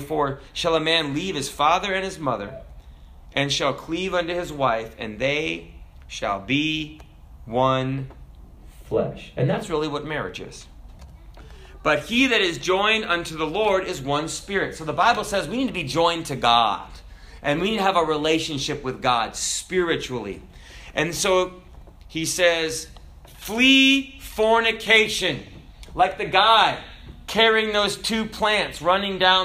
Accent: United States; we're American

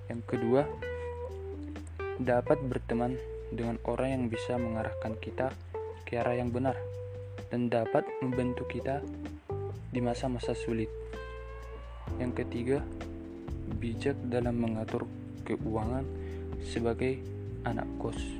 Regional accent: Siborong-Borong, North Sumatra, Indonesia; Saya berasal dari Seborong-Borong, Provinsi Sumatera Utara.

